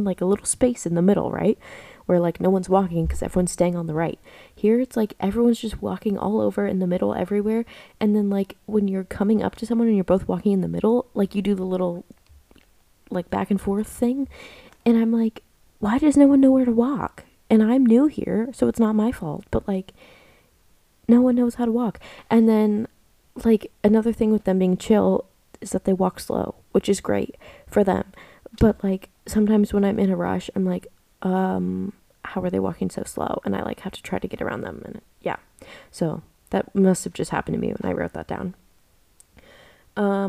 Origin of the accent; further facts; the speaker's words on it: United States; moved away as an adult; now in Australia; I'm an American girl